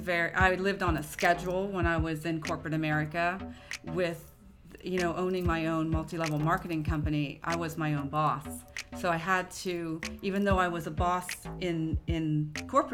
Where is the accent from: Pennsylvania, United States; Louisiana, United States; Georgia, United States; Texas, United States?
Pennsylvania, United States; Clearfield; moved away as an adult; also born or lived in Saudi Arabia; I'm originally from a small town in Pennsylvania called Clearfield, close to Penn State